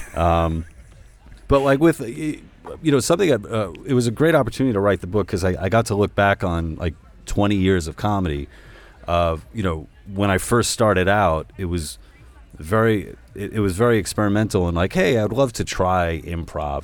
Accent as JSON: {"language": "English", "region": "New York", "country": "United States", "said": "I'm Hispanic from New York"}